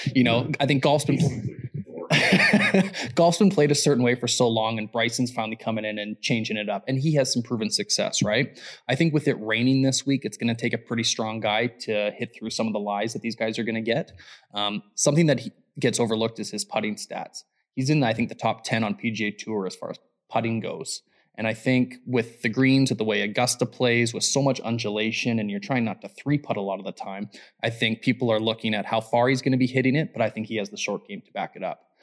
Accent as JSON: {"language": "English", "country": "Canada"}